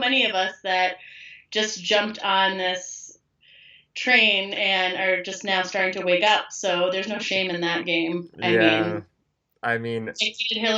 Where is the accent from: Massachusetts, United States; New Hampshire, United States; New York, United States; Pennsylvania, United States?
New Hampshire, United States; moved away as an adult; now in Denver, United States; I'm from New Hampshire